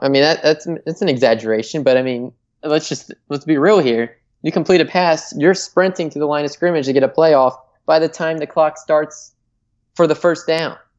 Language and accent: English; Michigan, United States; my home state here. I'm going to go with Michigan